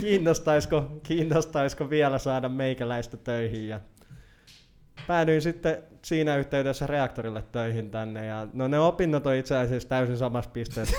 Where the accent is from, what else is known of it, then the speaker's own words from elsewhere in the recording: Naantali, Southwest Finland, Finland; also born or lived in Laitila / Turku region / Helsinki region; now in Turku, Finland; lapsuuteni olen viettänyt puoliksi, ö, Vakka-Suomen keskuksessa Laitilassa ja sitten sen jälkeen olen viihtynyt Naantalissa siihen asti, että olen täysi-ikäisyyden saavuttanut.